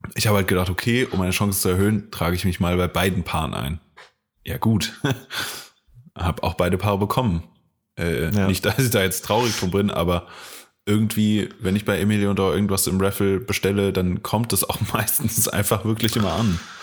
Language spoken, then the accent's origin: German; Koblenz, Rhineland-Palatinate, Germany; von Koblenz, meiner Heimatstadt